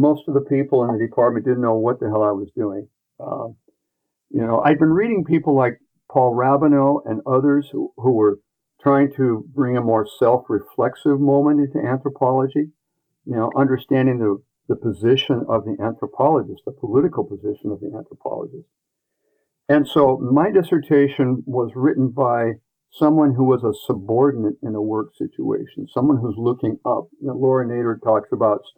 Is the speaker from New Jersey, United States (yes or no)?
no; Everett, Washington, United States; I grew up in Everett with factory workers